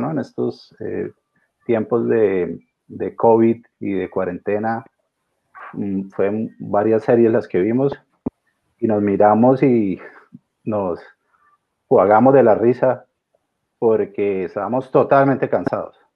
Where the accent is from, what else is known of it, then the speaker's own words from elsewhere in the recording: Cúcuta, Norte de Santander, Colombia; moved away as an adult; now in Australia; Fernanda y yo, una pareja, llevamos eh, tres años y medio de casados, siete y algo más de conocernos. Somos de Cúcuta, allá en Colombia.